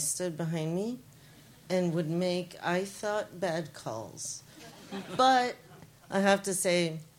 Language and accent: English; Buffalo, New York, United States